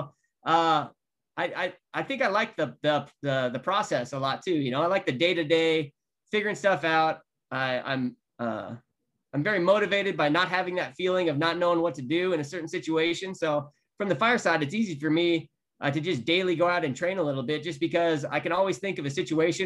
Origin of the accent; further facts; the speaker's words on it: Colorado Springs, Colorado, United States; I grew up in Colorado Springs